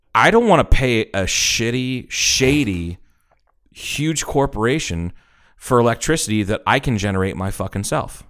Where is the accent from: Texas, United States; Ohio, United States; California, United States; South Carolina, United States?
Ohio, United States; Troy; moved away; growing up in Troy, Ohio